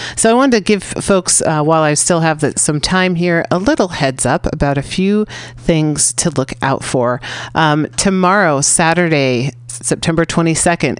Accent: San Francisco, California, United States; I'm from San Francisco.

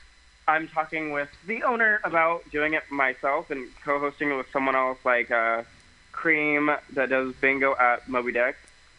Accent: Tulare, California, United States; I grew up in Tulare, California.

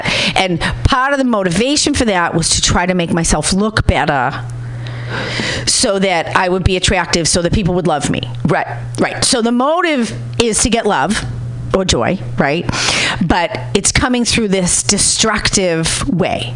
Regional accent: Boston, Massachusetts, United States; I'm from Boston

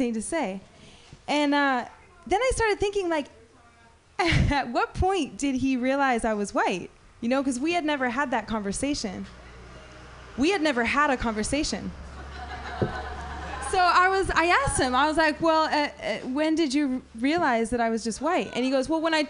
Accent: the Bay Area, California, United States; I grew up in the Bay

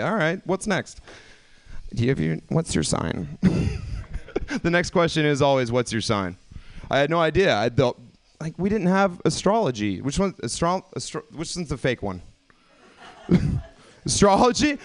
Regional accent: the South, United States; now in California, United States; I came from the South originally

